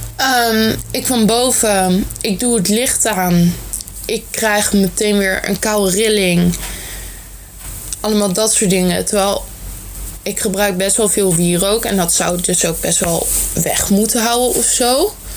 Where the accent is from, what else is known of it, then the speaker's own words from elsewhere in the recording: Netherlands; Ik ben niet Vlaams, maar Nederlands. Dus alvast sorry voor mijn accent.